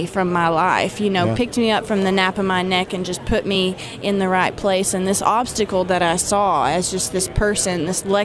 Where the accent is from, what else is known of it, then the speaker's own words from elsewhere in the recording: Arkansas, United States; I was born and raised in Arkansas. I'm just a regular hillbilly out there